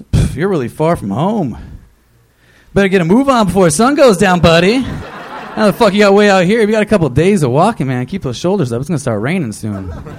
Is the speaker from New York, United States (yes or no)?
yes; upstate New York, United States; now in Seattle, United States; I'm from upstate New York, but I live in Seattle right now.